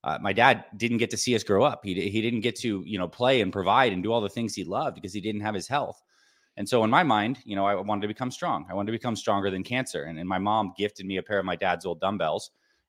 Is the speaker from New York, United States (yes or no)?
yes; Syracuse, New York, United States; When I was growing up, I was born in Syracuse, New York. And I had a pretty average childhood.